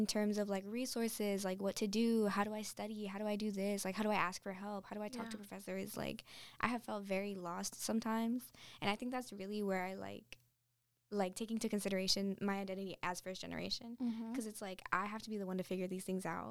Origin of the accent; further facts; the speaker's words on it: Winston-Salem, North Carolina, United States; now in Charlotte, United States; I'm from Winston, and so growing up, I wanted to go to Wake